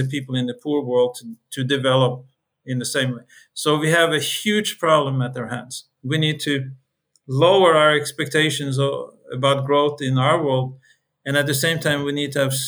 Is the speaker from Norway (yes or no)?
yes; Norway; I come from Norway